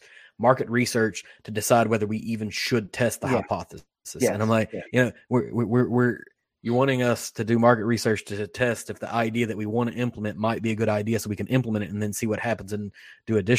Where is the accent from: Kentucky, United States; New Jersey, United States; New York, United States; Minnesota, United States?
Kentucky, United States; Western; I'm from Western Kentucky. It's gotta be whiskey. Like, we're whiskey people